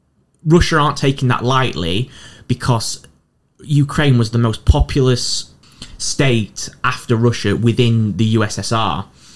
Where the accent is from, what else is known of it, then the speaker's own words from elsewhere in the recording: Doncaster, Yorkshire and the Humber, United Kingdom; now in Newcastle upon Tyne, United Kingdom; Biker's my local metro station, and I'm from Doncaster